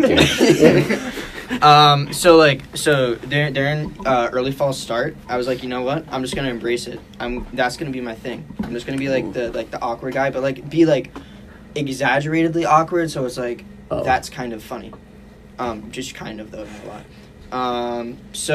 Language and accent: English; Rhode Island, United States; moved away as an adult; now in Seattle, United States; I'm from Rhode Island.